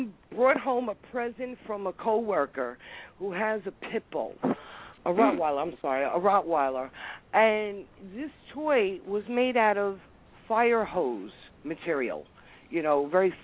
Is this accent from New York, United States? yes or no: yes; New York City, New York, United States; I'm an Italian from Brooklyn